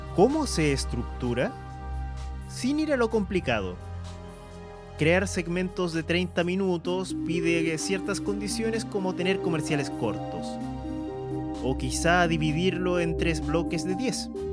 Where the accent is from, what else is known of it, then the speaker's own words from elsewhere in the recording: Chile; Soy chileno